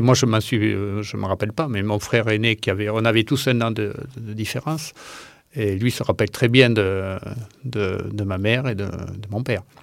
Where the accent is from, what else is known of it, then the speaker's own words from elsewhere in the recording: Ramonville-Saint-Agne, Occitania, France; je suis né à Ramonville